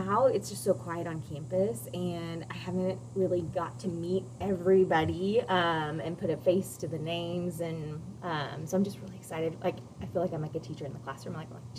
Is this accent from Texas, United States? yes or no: no; California, United States; born there; I lived in 2 states. So I was born in California.